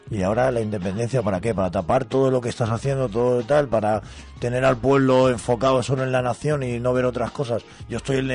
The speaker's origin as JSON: {"language": "Spanish", "country": "Cuba", "tie": "born or raised there", "moved": "as an adult", "lives_now": "Spain", "said": "yo viví en Cuba hasta los 25."}